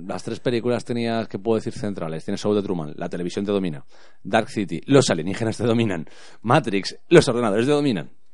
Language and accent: Spanish; Spain; aquí en España